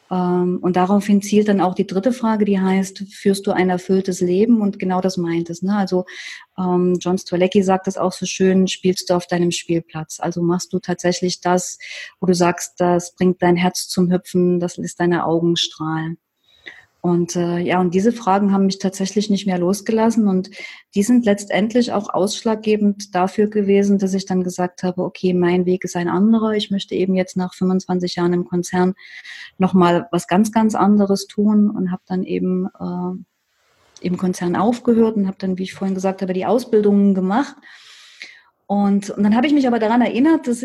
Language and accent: German; Leipzig, Saxony, Germany; Und ich komme ja aus Leipzig.